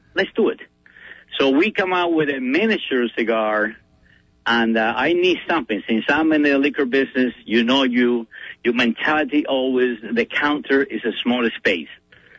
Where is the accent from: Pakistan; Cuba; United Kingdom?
Cuba; English is a second language; now in United States; And, you know, when I came from Cuba, I had maybe $5 in my pocket.